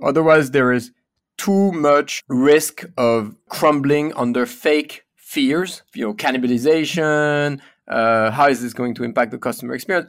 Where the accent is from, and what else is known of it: Paris, Île-de-France, France; born or raised there; English is a second language; moved away as an adult; also born or lived in United States